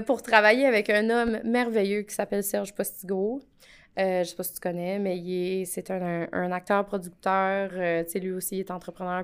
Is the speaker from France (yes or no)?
no; Edmundston, New Brunswick, Canada; je viens du Nouveau-Brunswick. OK. Fait que je, je viens d'une superbe petite ville euh, qui s'appelle Edmundston